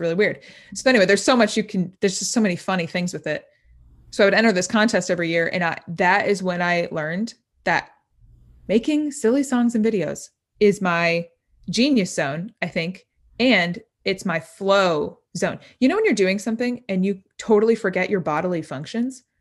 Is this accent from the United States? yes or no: yes; Indiana, United States; moved away as an adult; now in Nashville, United States; I'm from Indiana, but I moved to Nashville, um, about a year and a half ago